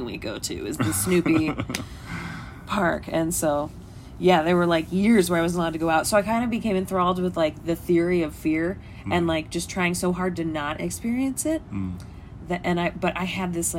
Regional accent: Washington, District of Columbia, United States; me growing up on the East Coast in D.C.

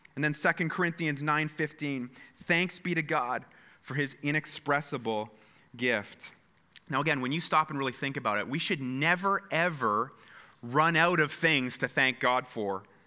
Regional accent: Canada; we are so Canadian

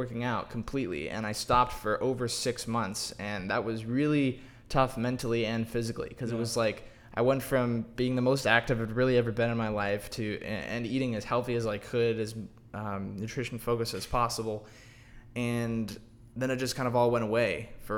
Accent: Dallas, Texas, United States; I'm from Dallas.

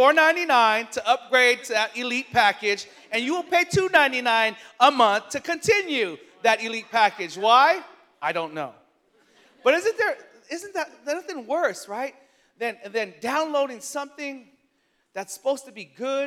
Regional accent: San Francisco, California, United States; born and raised in San Francisco

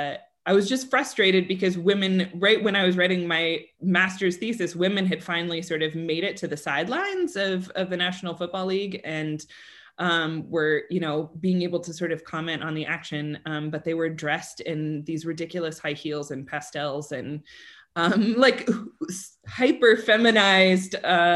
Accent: Colorado, United States; I grew up in Colorado, and if you were not a Denver Bronco, right, so American football fan of the Denver Broncos, nobody would talk to you.

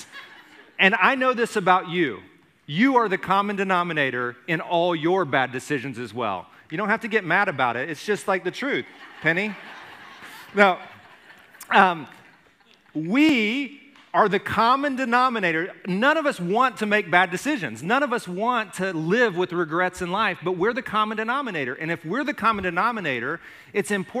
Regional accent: Alabama, United States; when I was growing up in Alabama

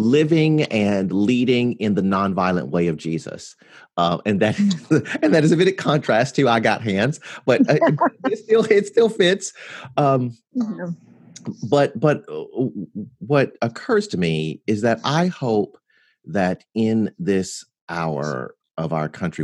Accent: near Memphis, Tennessee, United States; also born or lived in Mississippi; I was born in Mississippi, because I grew up near Memphis

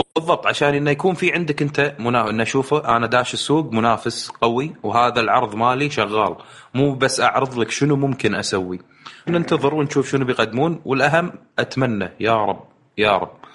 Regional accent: Kuwait; انا جاي من الكويت

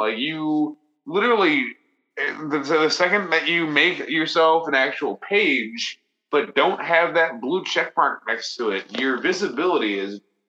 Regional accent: Green Bay, Wisconsin, United States; my hometown of Green Bay

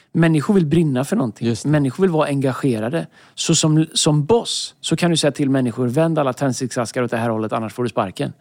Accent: Tidaholm, Västra Götaland, Sweden; moved away; När jag växte upp i Tidaholm, fantastisk stad

